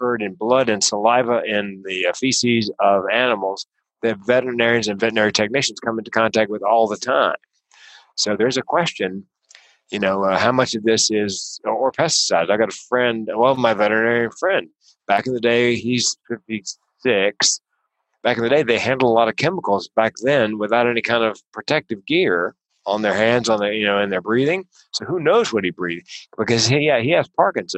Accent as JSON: {"language": "English", "region": "North Carolina", "country": "United States", "tie": "born or raised there", "said": "I grew up in the South in North Carolina, which was, you know, Tobacco Road"}